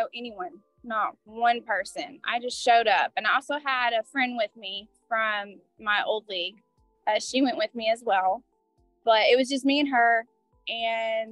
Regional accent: Rome, Georgia, United States; I'm from Rome, Georgia.

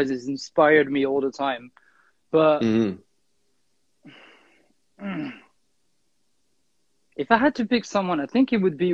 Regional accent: Lausanne, Vaud, Switzerland; moved away as an adult; now in Paris, France; I grew up there. So originally I'm from Switzerland, but right now I live in France, Paris

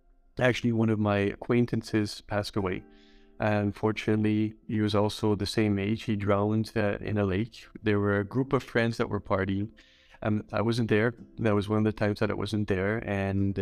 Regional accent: Montreal, Quebec, Canada; moved away as an adult; also born or lived in India; now in Düsseldorf, Germany; I'm originally from Montreal, Canada

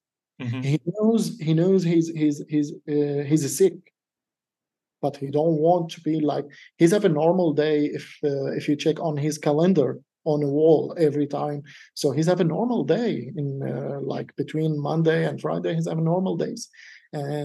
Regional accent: Syria; now in Denmark; I'm from Syria, I'm living in Denmark

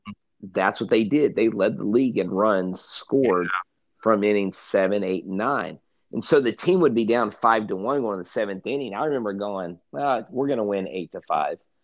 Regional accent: Texas, United States

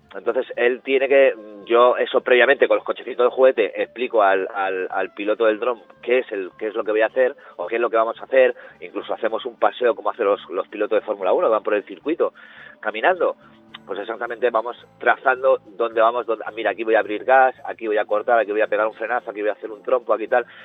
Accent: Madrid, Community of Madrid, Spain; moved away as an adult; also born or lived in Granada / Alicante; now in Las Palmas, Spain; soy madrileño.

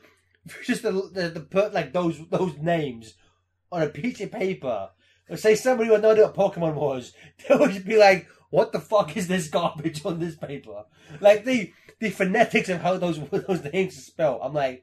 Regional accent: England, United Kingdom; I'm English. We don't cheer at movies.

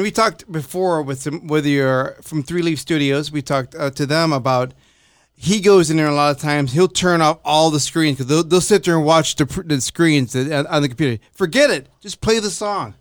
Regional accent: Chicago, Illinois, United States; I'm from Chicago

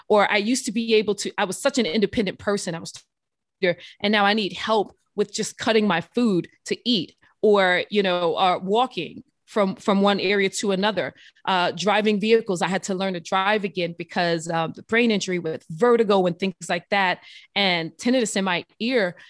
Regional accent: New Orleans, Louisiana, United States; I grew up, um, I'm from New Orleans, Louisiana

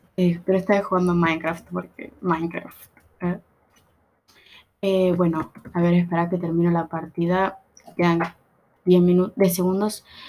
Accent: Buenos Aires Province, Argentina; No, no soy uruguaya, soy de Buenos Aires, Argentina, El conurbano

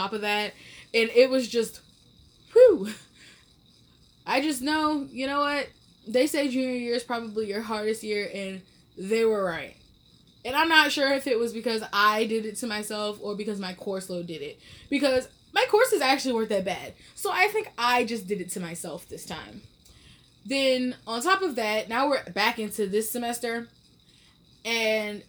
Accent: Atlanta, Georgia, United States; moved away; I'm from Atlanta originally.

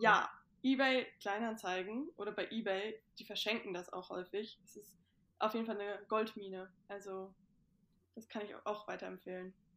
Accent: Itzehoe, Schleswig-Holstein, Germany; bei uns zu Hause in Itzehoe haben wir halt auch einen Kamin

